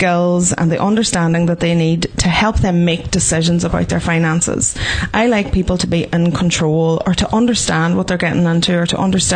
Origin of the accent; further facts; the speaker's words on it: Ireland; As Irish people